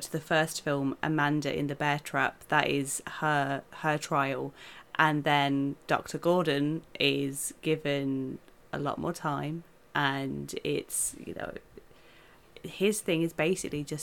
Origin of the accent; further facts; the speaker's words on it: United Kingdom; Um I'm British. We're weird.